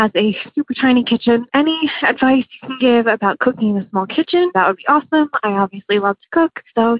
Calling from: Bergen County, New Jersey, United States; I'm calling from Bergen County, New Jersey.

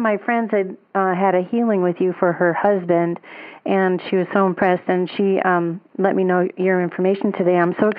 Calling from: St. George, Utah, United States; I'm calling from St. George, Utah.

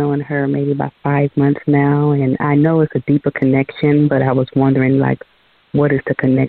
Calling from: Georgia, United States; I'm calling from Georgia.

